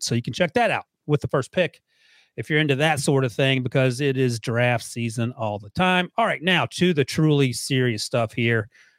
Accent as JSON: {"language": "English", "region": "North Carolina", "country": "United States", "tie": "born or raised there", "said": "I grew up in North Carolina"}